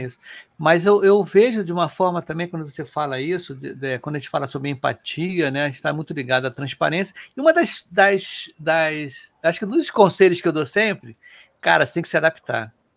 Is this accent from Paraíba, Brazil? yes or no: no; Rio de Janeiro, Brazil; o primeiro podcast carioca